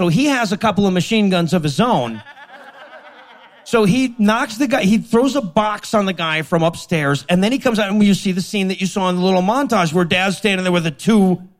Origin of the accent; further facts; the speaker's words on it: Leeds, Yorkshire and the Humber, United Kingdom; I'm growing up in Leeds.